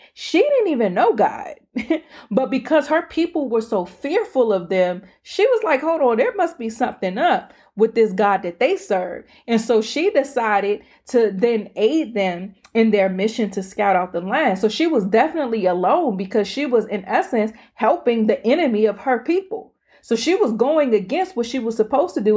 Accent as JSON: {"language": "English", "area": "Prince George's County", "region": "Maryland", "country": "United States", "accent": "PG", "said": "my PG accent"}